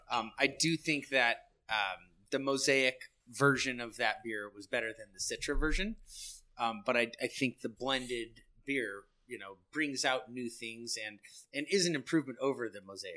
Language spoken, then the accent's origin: English; San Luis Obispo, California, United States; I'm born and raised in San Luis